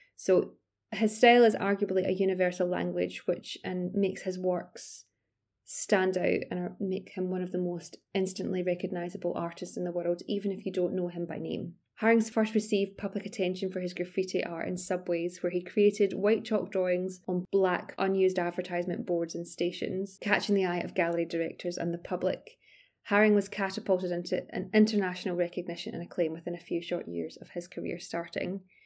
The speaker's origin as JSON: {"language": "English", "town": "Glasgow", "region": "Scotland", "country": "United Kingdom", "moved": "yes", "lives_now": "London, United Kingdom", "said": "I'm originally from Glasgow, although I'm based in London now."}